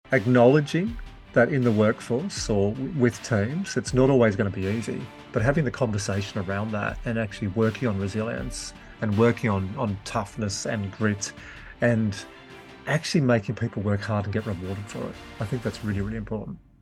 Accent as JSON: {"language": "English", "town": "Glen Innes", "region": "New South Wales", "country": "Australia", "tie": "born or raised there", "also_born_or_lived": "Wagga Wagga / Yass / Dubbo", "said": "we moved to Gleninus, uh, in the New England Tablelands."}